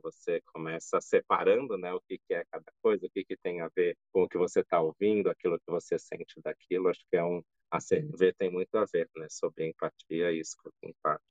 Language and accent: Portuguese; São Paulo, Brazil; now in Campinas, Brazil; Sou de São Paulo, assim como André, mas estou em Campinas, que é um lugar que eu adotei aí para viver